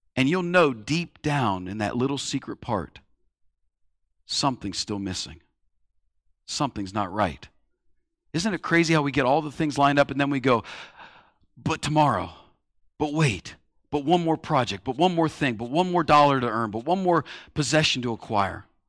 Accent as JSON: {"language": "English", "country": "United States", "said": "being an American"}